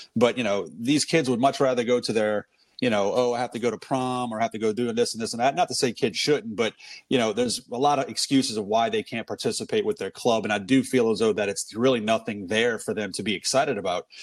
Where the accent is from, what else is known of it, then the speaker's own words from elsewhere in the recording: New Orleans, Louisiana, United States; also born or lived in San Francisco; I grew up in New Orleans, you know, outside of New Orleans